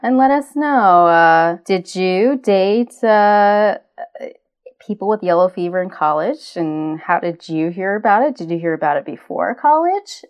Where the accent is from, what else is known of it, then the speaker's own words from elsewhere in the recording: Cajun, Louisiana, United States; we are Cajun